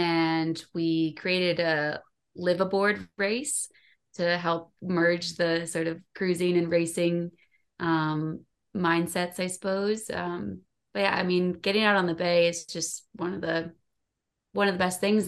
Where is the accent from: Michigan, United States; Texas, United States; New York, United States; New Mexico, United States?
Michigan, United States; moved away; also born or lived in San Francisco Bay Area; I grew up in Michigan, so I could swim before I could walk.